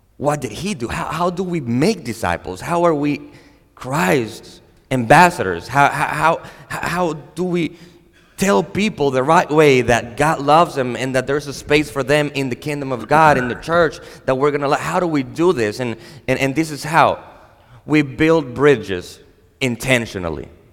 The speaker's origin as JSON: {"language": "English", "country": "Dominican Republic", "tie": "born or raised there", "said": "I am a Dominican. I was born and raised in the Dominican Republic"}